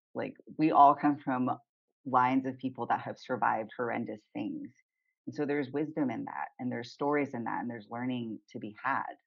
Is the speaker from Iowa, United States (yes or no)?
no; Southern California, United States; moved away as an adult; also born or lived in Olympia, Washington; I grew up in Southern California